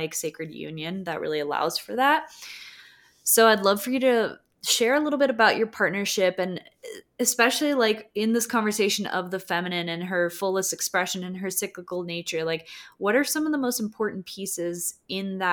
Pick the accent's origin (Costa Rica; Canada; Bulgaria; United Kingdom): Costa Rica; moved away; growing up in Costa Rica